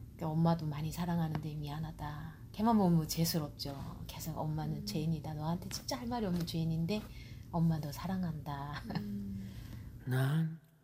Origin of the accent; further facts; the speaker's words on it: North Korea; now in Georgia, United States; 나는 이제 탈북자니까